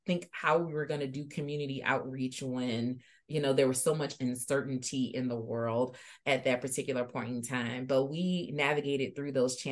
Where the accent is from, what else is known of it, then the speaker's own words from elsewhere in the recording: Louisiana, United States; moved away as an adult; now in Iowa, United States; Louisiana is my home state